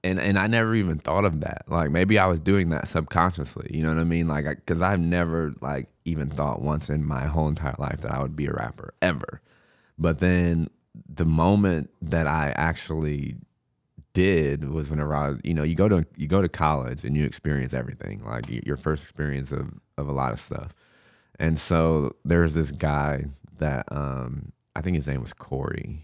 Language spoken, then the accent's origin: English; Du Quoin, Illinois, United States; also born or lived in St. Louis, Missouri; I grew up in Ducoin, uh, Illinois. I was actually born in Saint Louis.